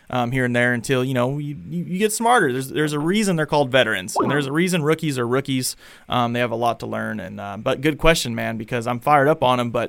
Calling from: Brooklyn, New York, United States; Hey, it's … in Brooklyn.

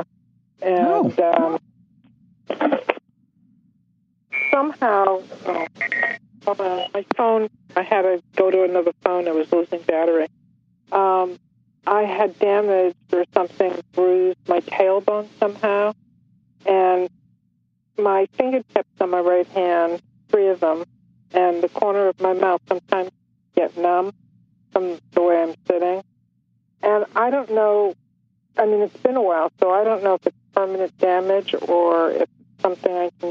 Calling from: Bedford, Massachusetts, United States; I'm calling from Bedford, Massachusetts.

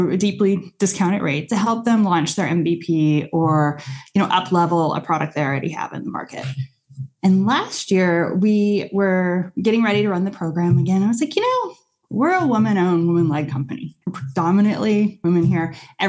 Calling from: Santa Cruz, California, United States; I am in Santa Cruz, California.

